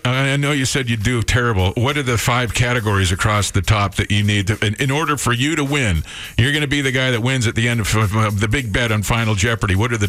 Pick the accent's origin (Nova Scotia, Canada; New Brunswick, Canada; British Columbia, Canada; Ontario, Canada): British Columbia, Canada; moved away; I grew up in a small town in B.C., you know, one province over.